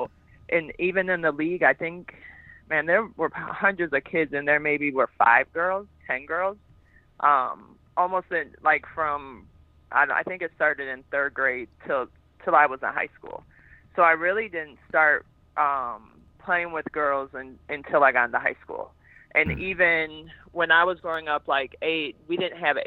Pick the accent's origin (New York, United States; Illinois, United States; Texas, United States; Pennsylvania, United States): Illinois, United States; Elgin; also born or lived in Fresno, California; I grew up, it's probably about an hour. I wouldn't call it a suburb, but it's considered a suburb, but it takes about an hour to get there